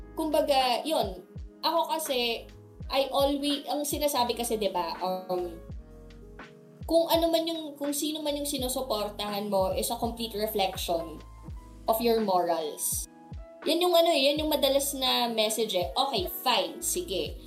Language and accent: Tagalog; Ilocos Region, Philippines; growing up na politically affiliated kasi kami and taga Ilocos kami